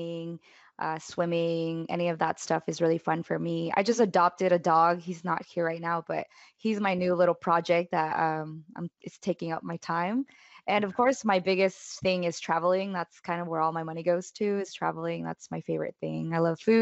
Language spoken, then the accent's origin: English; Dallas, Texas, United States; I'm from Dallas, Texas, born and raised in Texas